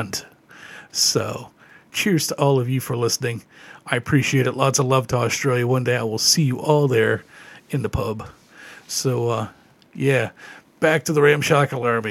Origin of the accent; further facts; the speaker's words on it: Ontario, Canada; growing up in Ontario, there was a Tobermory there